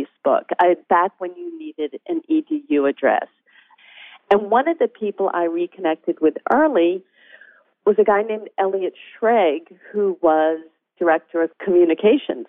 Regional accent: New England, United States; I grew up in New England, and I didn't know anyone who worked in Hollywood.

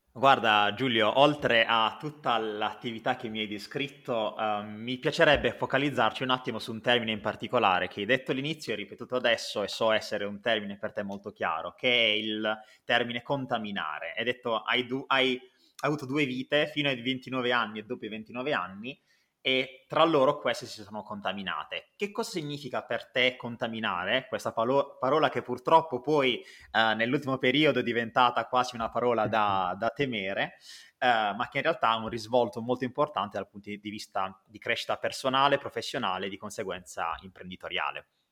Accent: Bari, Apulia, Italy; io anch'io da barese

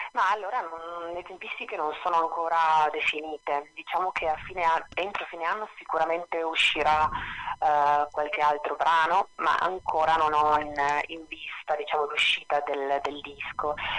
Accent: Trieste, Friuli-Venezia Giulia, Italy; moved away as an adult; also born or lived in Rome; io sono di Trieste in realtà dove sono tornata da quattro anni

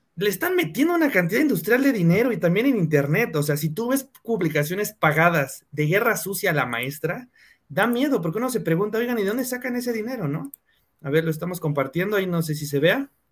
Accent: Cuautitlán Izcalli, State of Mexico, Mexico; yo soy de Cuautitlán Izcalli

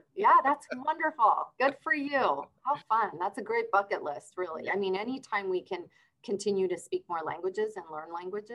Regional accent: Argentina; also born or lived in Brazil; But I was born in Argentina. And then we moved around a little bit in Argentina. And then I moved to Brazil.

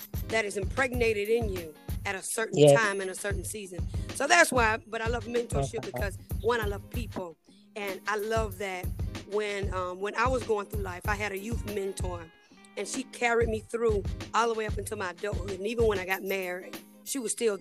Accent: Pelham, Georgia, United States; moved away as an adult; now in Columbus, United States; my hometown is Pelham, Georgia. And I moved here to Columbus, Georgia

